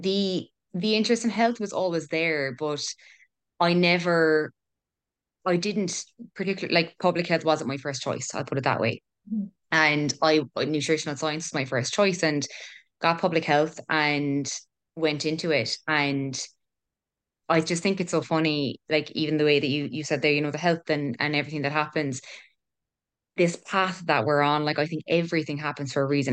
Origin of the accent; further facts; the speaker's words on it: Killarney, Munster, Ireland; also born or lived in Cork; originally from Cork, moved to Killarney when I was eight, and I'm twenty-six now